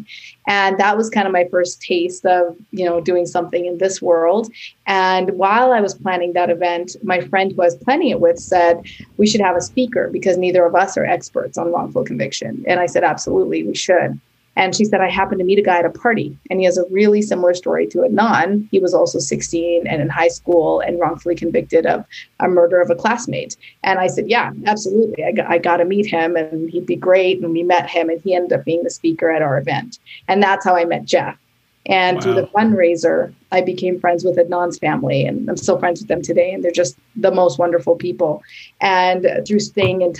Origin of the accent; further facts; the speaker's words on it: Canada; now in New York City, United States; I am Canadian, and I now live in New York City with my husband and son